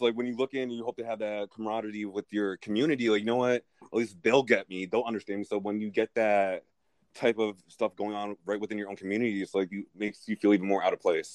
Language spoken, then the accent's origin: English; United States; I am a uh, Nigerian, Irish, I'm gay American